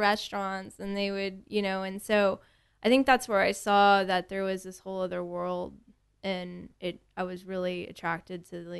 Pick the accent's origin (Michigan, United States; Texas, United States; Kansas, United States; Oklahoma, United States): Texas, United States; Tomball; also born or lived in Houston; I was born and raised in Houston, and I moved to Tomball when I was 3 years old.